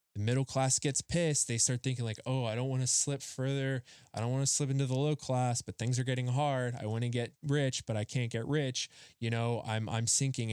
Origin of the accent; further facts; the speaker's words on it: Rust Belt, United States; I grew up in the Rust Belt. Like, we had the Carnegies, the Fricks, the Mellons